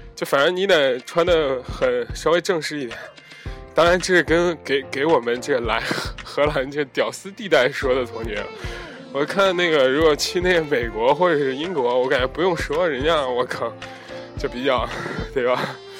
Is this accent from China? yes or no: yes; China; moved away; 一进那个场子就我一个中国人